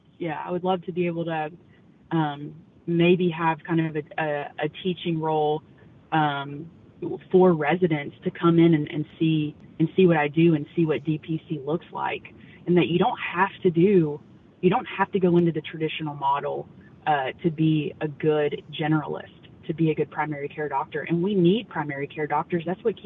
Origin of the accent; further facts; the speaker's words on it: Louisiana, United States; Yeah, so growing up, honestly, I was not really, I grew up in North Louisiana, and all the men in my family were super active outdoors, especially duck hunting.